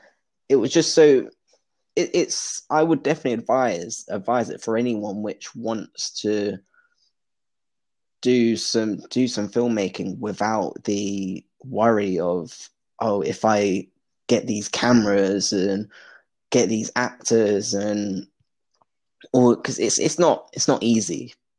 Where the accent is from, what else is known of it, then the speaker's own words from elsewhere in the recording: London, United Kingdom; also born or lived in Cornwall / Belfast; growing up in London